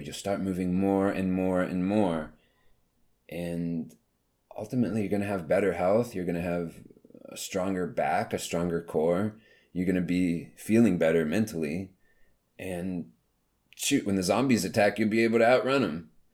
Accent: the South, United States; growing up in the South

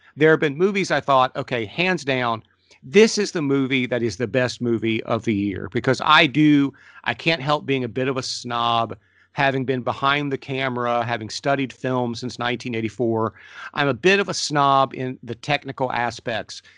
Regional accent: Ohio, United States; I'm from Ohio.

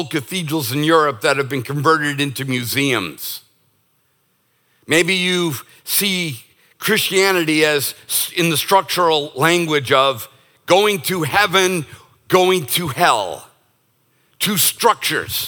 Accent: United States; as an American

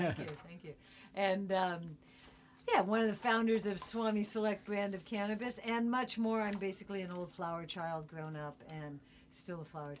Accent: San Francisco, California, United States; born or raised there

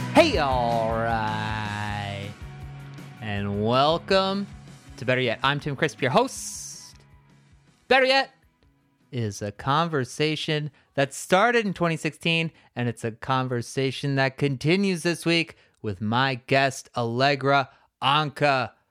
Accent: New Jersey, United States; I'm from New Jersey

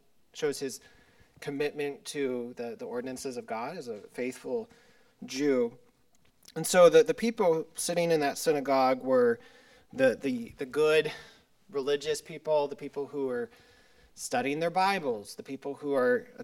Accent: Silverton, Colorado, United States; I'm from Silverton, Colorado, in Southwest Colorado, a small little town

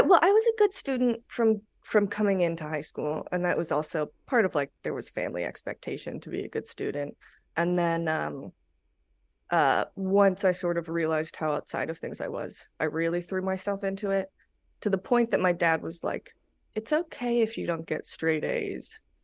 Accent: Los Angeles, California, United States; moved away; I grew up in the Valley in North Hollywood.

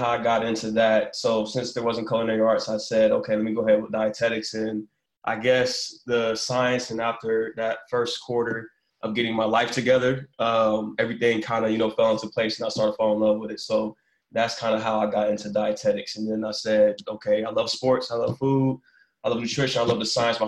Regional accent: Columbus, Ohio, United States; I'm originally from Columbus, Ohio

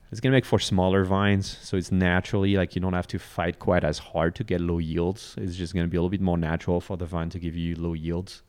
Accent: northern France, France; moved away as an adult; now in Texas, United States; it's my hometown in northern France

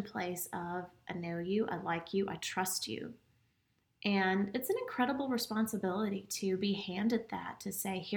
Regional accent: Gwinnett County, Georgia, United States; also born or lived in Alabama; I grew up in Gwinnett County

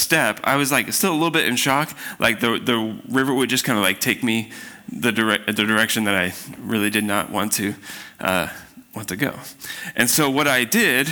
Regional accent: Spokane, Washington, United States; I grew up in Spokane

